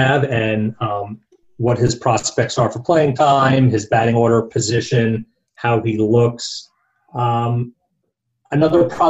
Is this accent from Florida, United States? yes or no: no; New Jersey, United States; moved away; also born or lived in Brooklyn, New York; I grew up back in New Jersey, born in Brooklyn